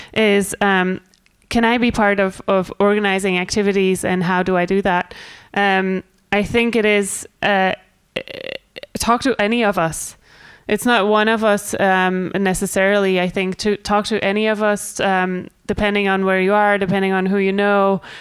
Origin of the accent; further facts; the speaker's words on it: Scotland, United Kingdom; I'm Scottish